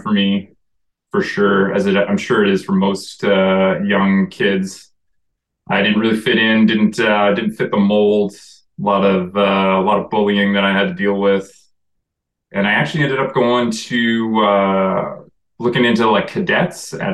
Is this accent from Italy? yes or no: no; Calgary, Alberta, Canada; also born or lived in Boston, United States; now in Comox, Canada; Calgary, where I did grow up